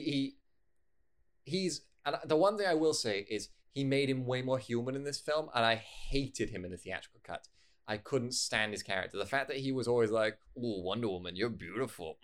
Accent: United Kingdom; I'm a British person

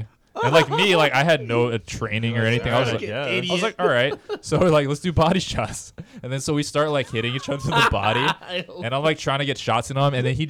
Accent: Hawaii Kai, Hawaii, United States; Yeah, or I'm from New Valley. Oh yeah, Hawaii Kai.

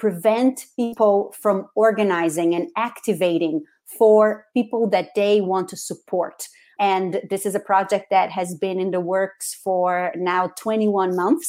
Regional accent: Rio de Janeiro, Brazil; English is a second language; moved away as an adult; now in United States; I was born and raised in Rio de Janeiro in Brazil, and I came to the United States originally to study English for 1 year

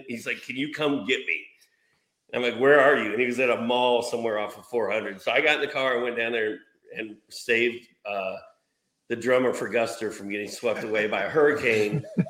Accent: Bloomington, Indiana, United States; now in Dahlonega, United States; He went to Indiana University, Bloomington. I kind of grew up in Bloomington. And now we're down here.

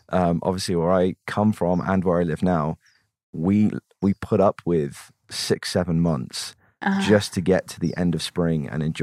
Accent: North West England, United Kingdom; Well, I'm English.

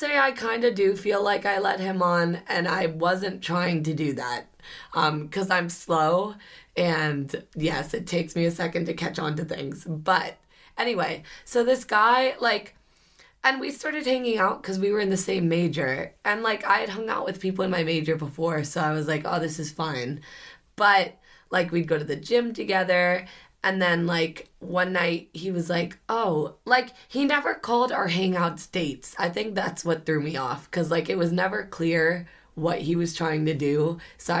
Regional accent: Philippines; that's because we're Filipino and we run on our own time.

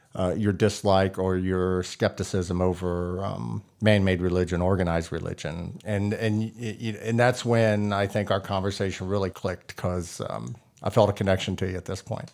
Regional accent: Texas, United States; I grew up in Texas

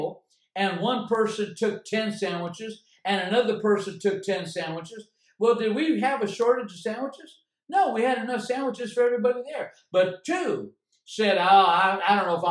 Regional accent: United States; I am an American. I'm living in a blessed country

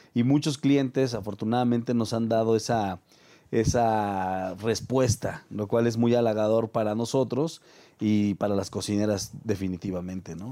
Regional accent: Mexico; Como mexicanos

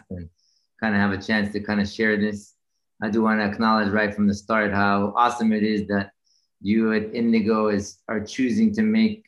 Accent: Jerusalem, Jerusalem District, Israel; moved away as an adult; now in United States; Growing up in Israel, so I was born and raised in Jerusalem

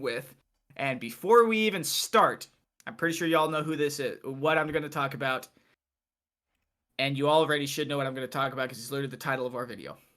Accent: Iowa, United States; I am from Iowa

